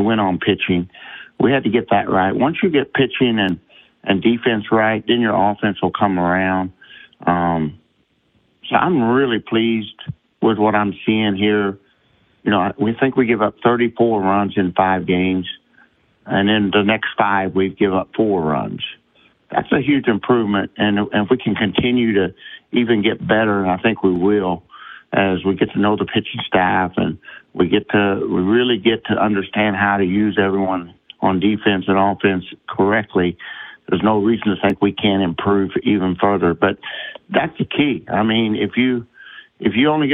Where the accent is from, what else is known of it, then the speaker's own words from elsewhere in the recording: Illinois, United States; now in Louisiana, United States; my home in Illinois, my hometown